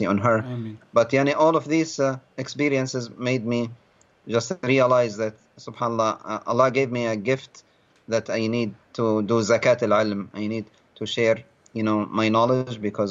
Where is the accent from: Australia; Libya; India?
Libya; moved away as an adult; now in United States; I ended up leaving my home country of Libya, becoming an asylum seeker